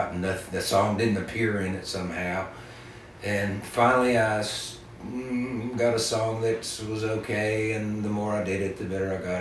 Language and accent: English; East Tennessee, United States; now in Western North Carolina, United States; where I was living in East Tennessee, where I grew up